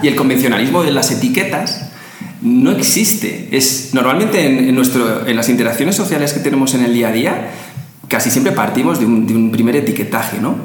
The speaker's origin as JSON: {"language": "Spanish", "country": "Spain", "said": "lo que llamamos los españoles gominolas"}